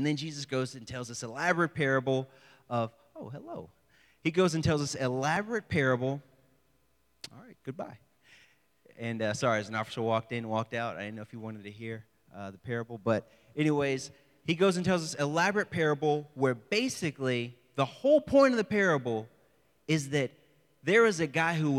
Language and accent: English; the South, United States; I have dealt with racial injustice, especially growing up in the South.